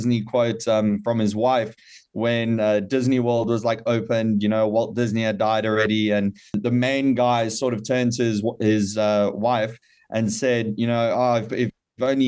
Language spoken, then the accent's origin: English; South Africa; as South African fans